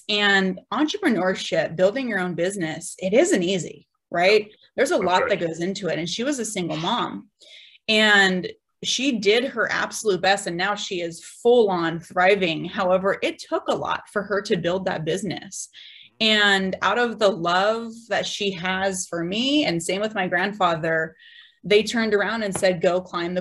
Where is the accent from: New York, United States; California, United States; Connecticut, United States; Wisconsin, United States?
California, United States; San Diego; I'm from San Diego. So I went to SDSU